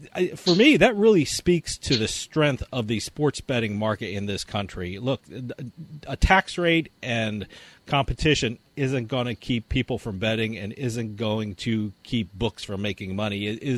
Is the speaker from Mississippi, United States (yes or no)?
no; New Jersey, United States; my home state of New Jersey